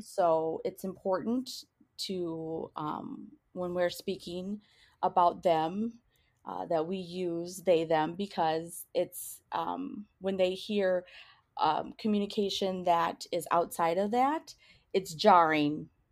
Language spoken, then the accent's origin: English; New Hope, Minnesota, United States; also born or lived in Crystal, Minnesota / Eden Prairie, Minnesota; I grew up in New Hope, Crystal, Minnesota, in a single parent household